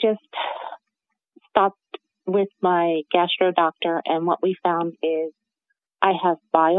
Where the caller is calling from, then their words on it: New Jersey, United States; I'm coming from New Jersey.